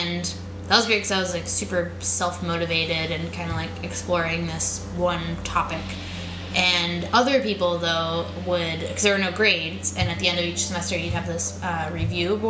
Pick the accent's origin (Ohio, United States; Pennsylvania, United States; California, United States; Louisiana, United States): Pennsylvania, United States; outside of Pittsburgh; also born or lived in Boulder, Colorado / Boston; now in New York, United States; I grew up outside of Pittsburgh, like on a farm